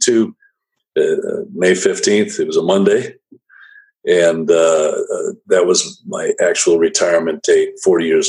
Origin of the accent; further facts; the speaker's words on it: Racine, Wisconsin, United States; moved away as an adult; also born or lived in Washington; growing up in Wisconsin, the only pro sports team we had in my younger years were the Milwaukee Braves